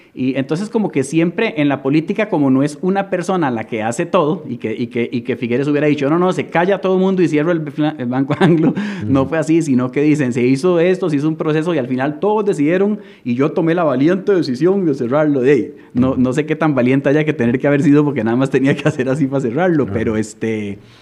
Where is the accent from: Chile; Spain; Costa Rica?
Costa Rica; Yo soy costarricense